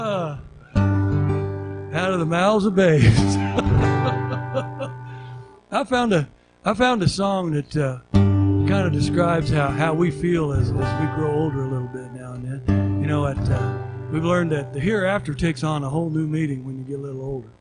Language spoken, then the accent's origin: English; Oklahoma, United States; moved away; when I was in second grade, I grew up down in Oklahoma